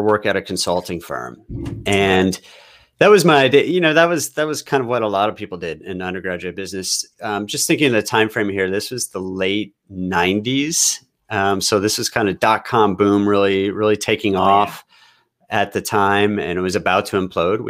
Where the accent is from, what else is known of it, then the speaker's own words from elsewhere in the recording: St. Louis, Missouri, United States; also born or lived in Houston, Texas / Austin, Texas; now in Seattle area, United States; I was technically, I was born in Houston, but I grew up in St. Louis.